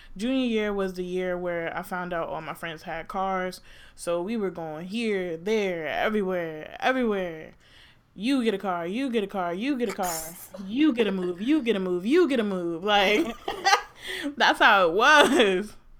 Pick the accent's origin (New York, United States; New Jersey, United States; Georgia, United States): New Jersey, United States; also born or lived in Maryland; I'm from Jersey